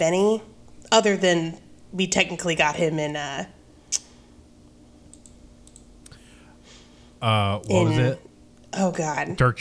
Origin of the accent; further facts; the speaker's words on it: the South, Southern United States, United States; accent: southern; I have a good southern accent